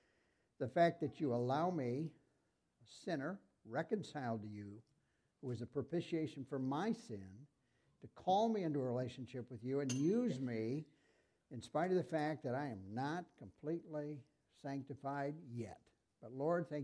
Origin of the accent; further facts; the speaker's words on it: Sibley, Iowa, United States; also born or lived in Milford, Iowa; I grew up in Sibley, Iowa.